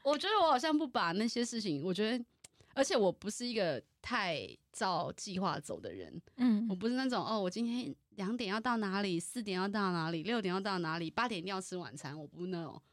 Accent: Taiwan; 我身为台湾人

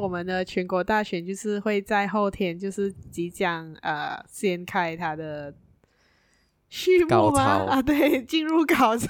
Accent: Penang, Malaysia; 对，因为我们当然我们是槟城人，我们一定会回去我们的呃家那边投票，去我们的选区投票。

